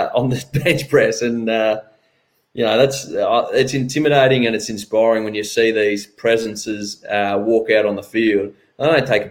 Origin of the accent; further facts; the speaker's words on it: Geelong, Victoria, Australia; I grew up in Geelong, but funnily enough, grew up hating Geelong